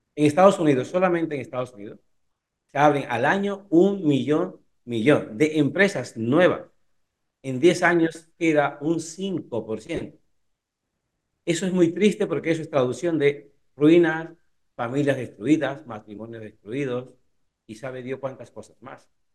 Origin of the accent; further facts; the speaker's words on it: Cuba; also born or lived in Italy; now in Spain; yo soy cubano